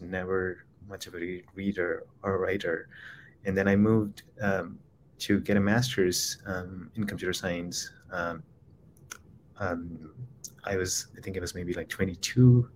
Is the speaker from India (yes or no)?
yes; Khammam, Telangana, India; moved away as an adult; also born or lived in Philadelphia, United States; now in Chicago, United States; I was raised in Khammam, it, it, um, it's about four and a half hours from the city called Hyderabad in South India, and that's where I grew up.